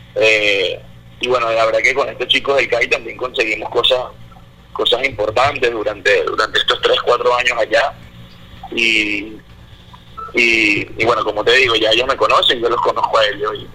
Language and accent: Spanish; Venezuela; also born or lived in Panama; como venezolano